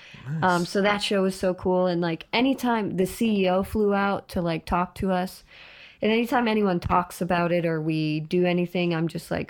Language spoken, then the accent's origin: English; Boston, Massachusetts, United States; also born or lived in Florida; Florida. I'm Boston and then Florida and then here.